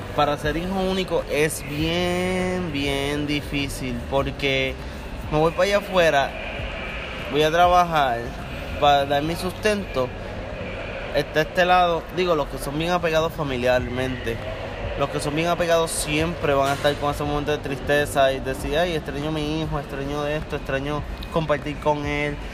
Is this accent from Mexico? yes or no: no; Puerto Rico; tú como puertorriqueño